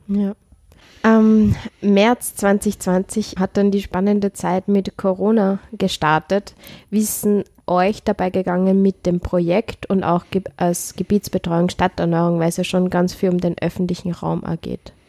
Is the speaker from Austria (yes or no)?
yes; Upper Austria, Austria; ich komme aus Oberösterreich